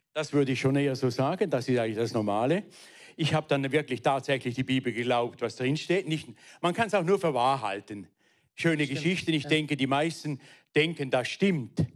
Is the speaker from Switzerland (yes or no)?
yes; Weinfelden, Thurgau, Switzerland; also born or lived in Frauenfeld; Ich bin aufgewachsen in Weinfelden